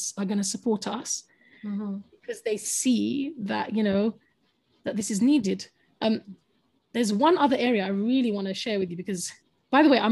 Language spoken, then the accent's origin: English; London, United Kingdom; first language English; I'm a Londoner, and I was born in London and brought up in London.